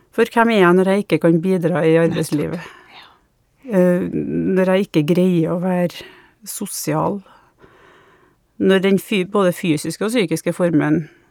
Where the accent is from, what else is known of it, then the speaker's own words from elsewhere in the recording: Trondheim, Trøndelag, Norway; now in Malvik, Norway; jeg kommer fra Trondheim, men eh, nå bor jeg sammen med samboeren min i Malvik